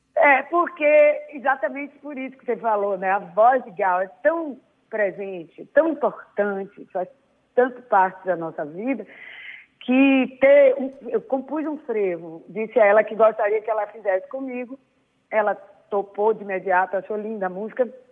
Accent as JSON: {"language": "Portuguese", "town": "Salvador", "region": "Bahia", "country": "Brazil", "tie": "born or raised there", "said": "eu sou uma baiana séria, que eu acho que é meu lado é, português, né? É, profunda, até um pouco melancólica, mas que precisou é, da cultura da minha cidade, onde eu nasci"}